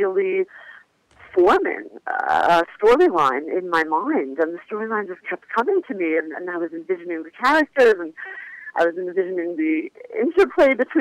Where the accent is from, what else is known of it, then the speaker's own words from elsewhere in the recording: Philadelphia, Pennsylvania, United States; I'm from Philadelphia, Northeast Philly to be exact. I grew up Orthodox